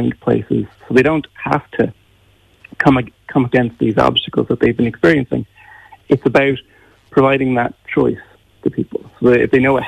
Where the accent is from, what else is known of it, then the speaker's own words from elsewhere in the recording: Ireland; growing up in Ireland